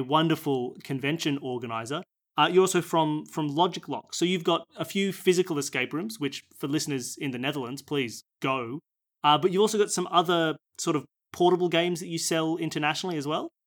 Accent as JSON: {"language": "English", "country": "Australia", "said": "I'm from Australia"}